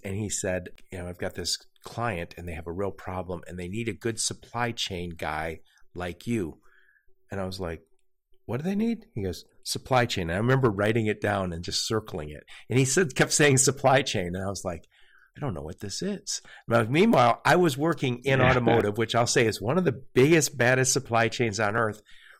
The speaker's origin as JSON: {"language": "English", "town": "Dearborn", "region": "Michigan", "country": "United States", "tie": "born or raised there", "said": "By the way, I grew up in Dearborn, Michigan. And so I also, my dad worked at Ford. So many of my family members worked at Ford. And I was in Dearborn yesterday. Love that place still. I live not too far."}